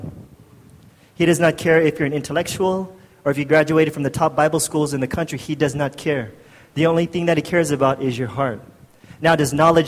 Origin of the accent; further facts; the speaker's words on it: United States; moved away as an adult; now in Philippines; I'm from the States, and I moved here when I was 20-something years old